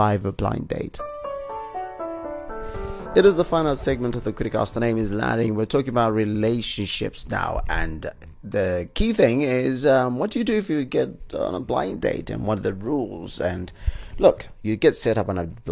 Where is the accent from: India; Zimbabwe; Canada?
Zimbabwe; we're revealed to be Zimbabweans